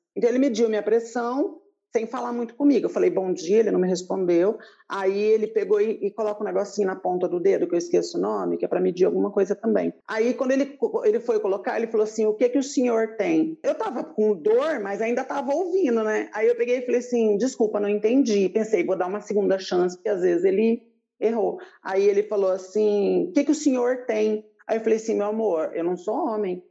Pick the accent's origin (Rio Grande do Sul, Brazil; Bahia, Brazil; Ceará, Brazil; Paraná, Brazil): Paraná, Brazil; now in Paulínia, Brazil; Eu sou do Paraná